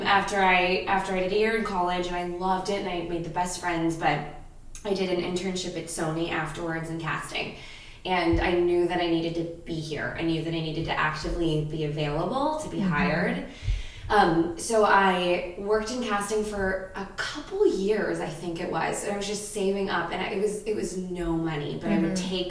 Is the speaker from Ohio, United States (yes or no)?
yes; Ohio, United States; now in Los Angeles, United States; I'm from Ohio. I'm an actor, writer, producer who lives in LA currently